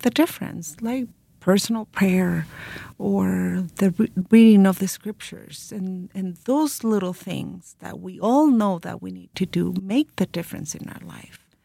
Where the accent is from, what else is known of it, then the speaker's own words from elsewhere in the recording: Santiago area, Santiago Metropolitan Region, Chile; we're from Chile. We were born in the Santiago area